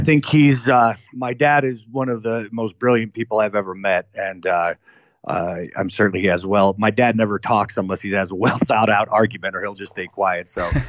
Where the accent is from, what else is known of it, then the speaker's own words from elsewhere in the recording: Washington, District of Columbia, United States; born there; I was born in Washington, D.C. I was raised by two amazing people